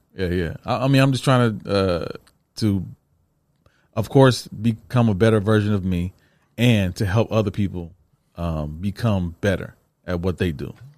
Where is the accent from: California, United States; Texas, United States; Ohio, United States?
Ohio, United States; Toledo; I'm from Toledo